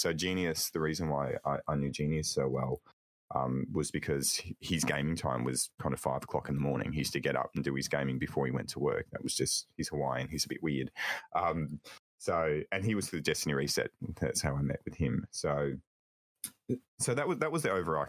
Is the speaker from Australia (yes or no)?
yes; Australia; also born or lived in Melbourne, Australia; I'm an Aussie